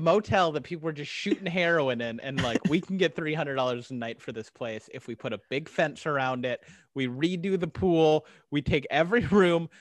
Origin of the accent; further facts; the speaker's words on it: Arizona, United States; I'm from Arizona. I lived in Arizona a lot of my life